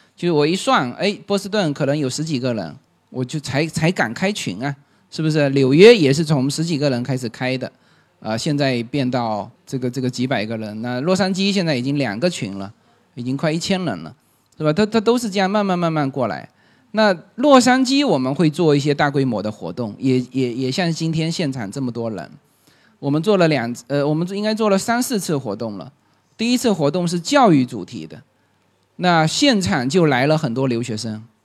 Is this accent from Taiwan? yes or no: no; Fuzhou, Fujian, China; moved away; 我是福州人